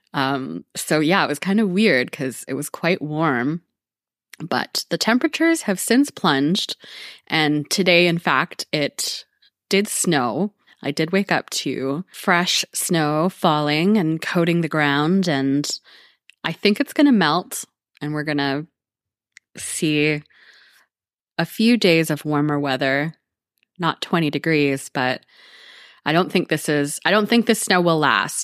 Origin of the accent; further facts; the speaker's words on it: Canada; speaking as a Canadian